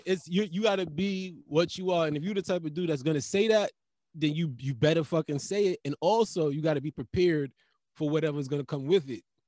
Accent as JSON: {"language": "English", "country": "Jamaica", "said": "I'm Jamaican"}